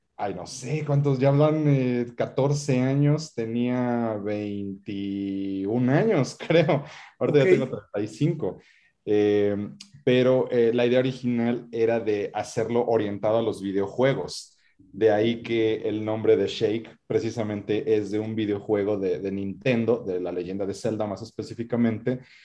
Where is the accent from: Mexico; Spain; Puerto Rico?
Mexico; como decimos en México